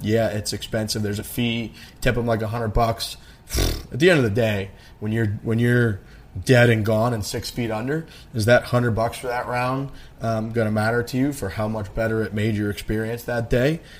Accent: United States; I'm from America.

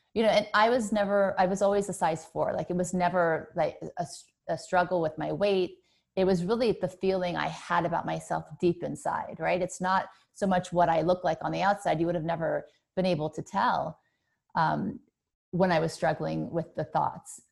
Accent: Thibodaux, Louisiana, United States; also born or lived in New Orleans, Louisiana; I was born in Thibodeau, Louisiana

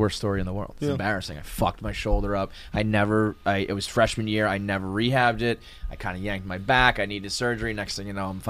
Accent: Westchester, New York, United States; I am a Westchester guy. I'm a New York guy.

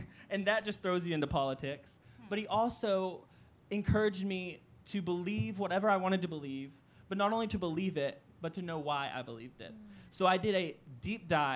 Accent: New Boston, Texas, United States; I am from a really small town called New Boston. It's in Northeast Texas

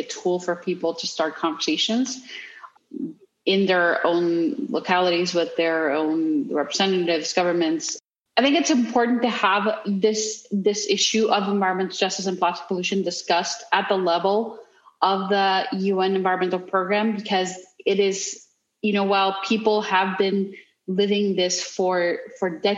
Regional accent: Mexico; I grew up in Mexico

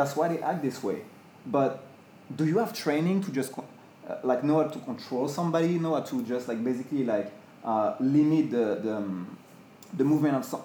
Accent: France; now in United States; I'm from France

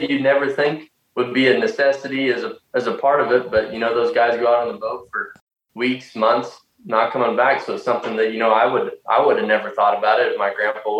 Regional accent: Southeast Colorado, United States; I'm from Southeast Colorado.

